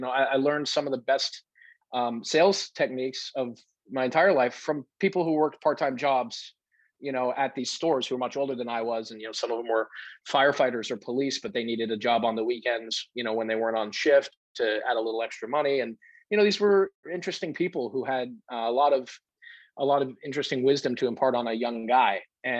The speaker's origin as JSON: {"language": "English", "region": "New England", "country": "United States", "tie": "born or raised there", "said": "I grew up in New England. And so I was really much more of an outdoors guy than I am today, simply because it was my backyard."}